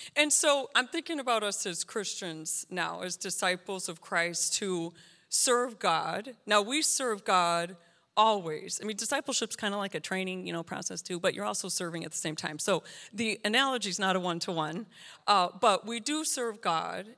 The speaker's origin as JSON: {"language": "English", "country": "United States"}